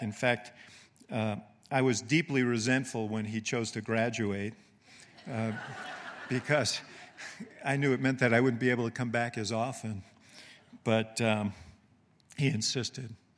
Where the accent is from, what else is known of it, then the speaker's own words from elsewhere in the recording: New York City, New York, United States; moved away; also born or lived in Illinois; housing development where I grew up in Manhattan called Stuyvesant Town